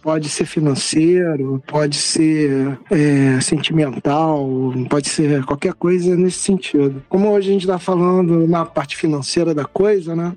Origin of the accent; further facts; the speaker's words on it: Niterói, Rio de Janeiro, Brazil; eu sou de Niterói